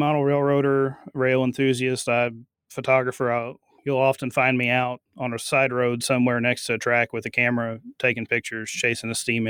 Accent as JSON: {"language": "English", "town": "Waco", "region": "Texas", "country": "United States", "tie": "born or raised there", "said": "I was born and raised here in Waco."}